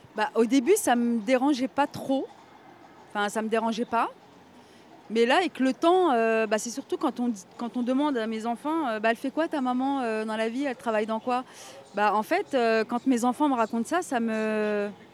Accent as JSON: {"language": "French", "town": "Nancy", "region": "Grand Est", "country": "France", "tie": "born or raised there", "moved": "as an adult", "lives_now": "Villejuif, France", "said": "je suis euh, de Nancy, donc de la Meurthe-et-Moselle. J'ai grandi dans une famille euh, de trois enfants"}